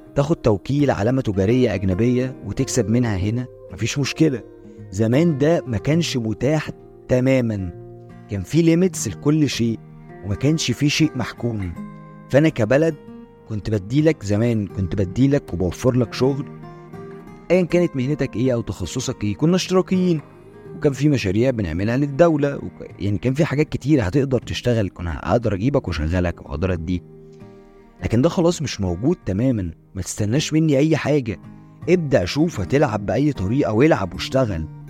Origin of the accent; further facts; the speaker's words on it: Egypt; عندنا إحنا كمصريين